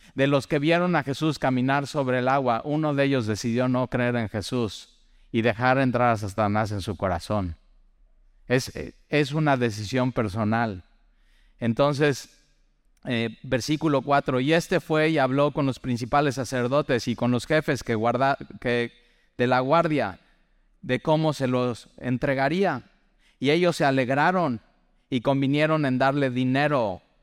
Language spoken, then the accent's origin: Spanish; Mexico; para los mexicanos